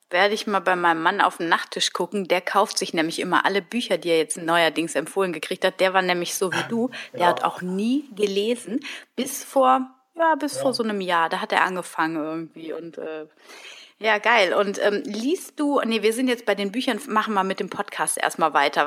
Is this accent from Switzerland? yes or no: no; Germany; als Deutsche